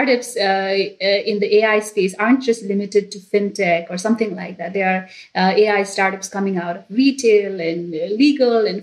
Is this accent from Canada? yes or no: no; Nepal; now in United States; I am originally from Nepal